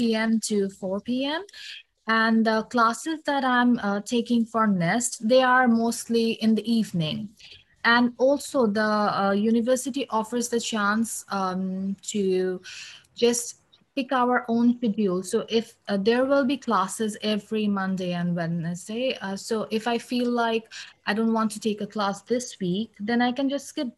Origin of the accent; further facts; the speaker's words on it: Bangladesh; moved away as an adult; now in London, United Kingdom; I'm originally from Bangladesh